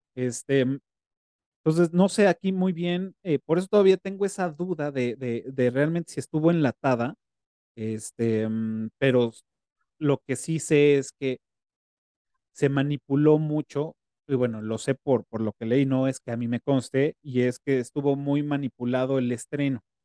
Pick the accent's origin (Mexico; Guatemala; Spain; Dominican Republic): Mexico; esa idiosincrasia que tenemos como mexicanos